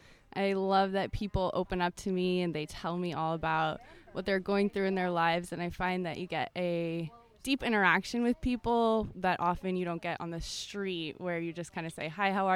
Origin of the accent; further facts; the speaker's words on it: Los Angeles, California, United States; Los Angeles, California.